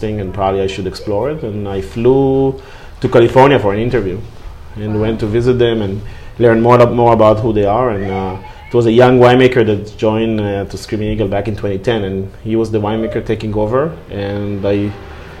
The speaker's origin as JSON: {"language": "English", "country": "Israel", "moved": "as an adult", "lives_now": "Napa, United States", "said": "I'm originally from Israel"}